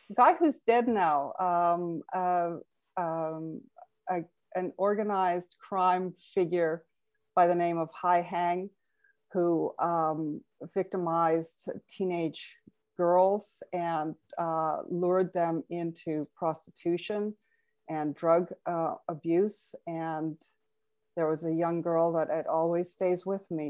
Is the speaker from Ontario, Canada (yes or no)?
no; Carstairs, Alberta, Canada; also born or lived in Vancouver; I was born in Vancouver, but for all intents and purposes, grew up in Carstairs, Alberta